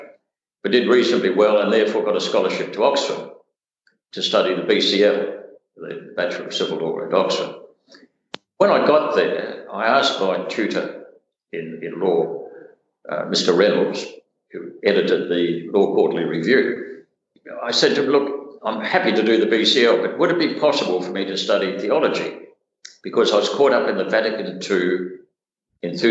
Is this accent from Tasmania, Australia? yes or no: yes; Hobart, Tasmania, Australia; I was brought up in Hobart, which was fairly tribal in the 1950s, 60s.